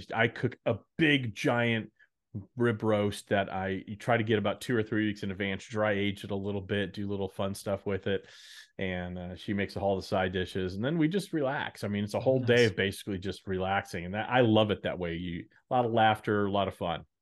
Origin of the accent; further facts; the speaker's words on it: Dallas, Texas, United States; also born or lived in Chicago / New York; now in Nashville, United States; growing up in Dallas, uh, where, where I grew up